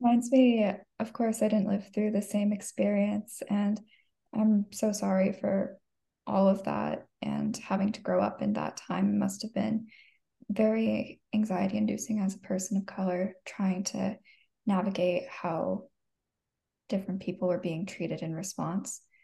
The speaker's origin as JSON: {"language": "English", "region": "Arizona", "country": "United States", "tie": "born or raised there", "said": "growing up in it, being raised in Arizona"}